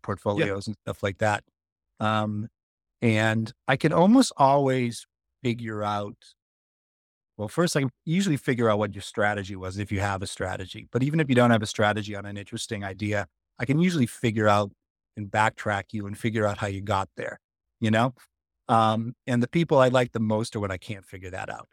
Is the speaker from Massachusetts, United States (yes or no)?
yes; Boston, Massachusetts, United States; I'm from Boston